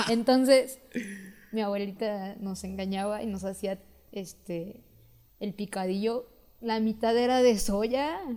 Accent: Mexico; yo soy muy mexicano

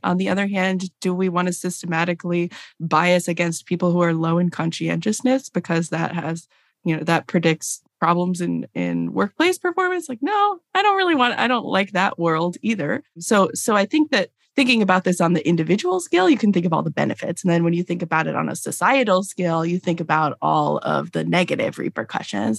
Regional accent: Los Angeles, California, United States; now in Durham, United States; I grew up in Los Angeles

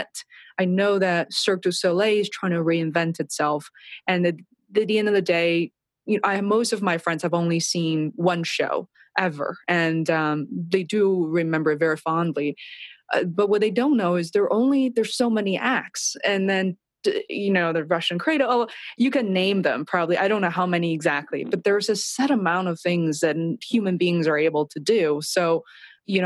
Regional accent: Beijing, China; moved away; I was raised and, you know, I grew up in China and Beijing

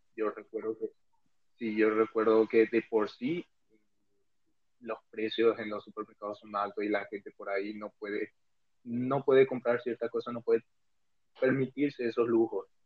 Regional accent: Paraguay; moved away as an adult; now in Spain; soy paraguayo y vivo desde hace un año

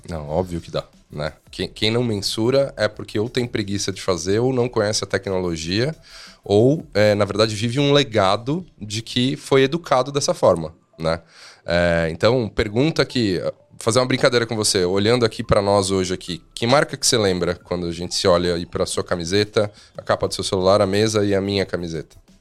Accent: Brazil; a gente é brasileiro

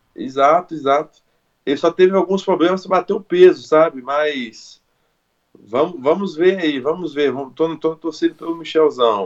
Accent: Brazil; sou brasileiro

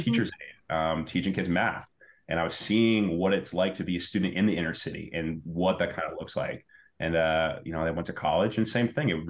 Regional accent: Medford, Massachusetts, United States; but I grew up in Medford. I kind of matured, went through the kind of experiences of younger younger mm-hmm. life here in Medford.

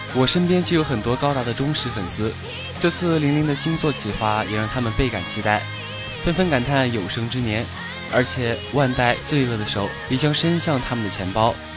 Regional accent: Chongqing, China; 身为重庆人，冯宝宝那一口四川话，可以说是非常亲切了

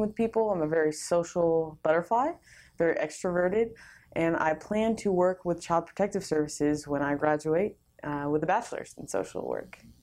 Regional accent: California, United States; moved away; I'm originally from California.

